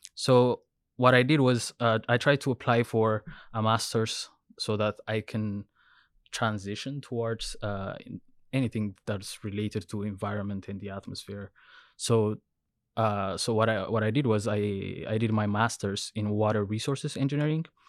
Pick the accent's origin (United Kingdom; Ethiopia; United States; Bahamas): Ethiopia; moved away as an adult; now in Vancouver, Canada; I'm originally from Ethiopia. So I did my undergrad in civil engineering, uh, when I was, when I was in Ethiopia.